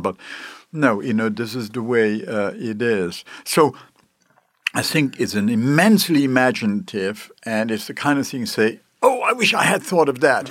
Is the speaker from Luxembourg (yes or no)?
yes; Luxembourg; moved away; I come from Luxembourg originally